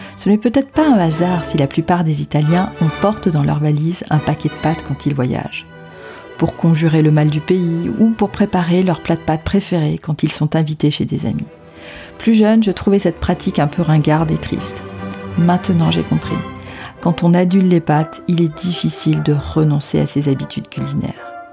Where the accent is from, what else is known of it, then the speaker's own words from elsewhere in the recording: France; also born or lived in Rome, Italy; je suis française malgré la consonance italienne de mon nom de famille. J'ai passé une partie de mon enfance à Rome